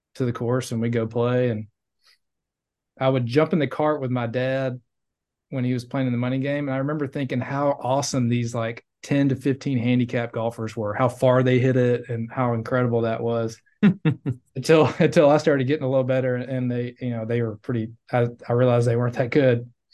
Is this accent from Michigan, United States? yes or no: no; Gulfport, Mississippi, United States; in Mississippi, where I grew up on the Gulf Coast there in Gulfport, Biloxi area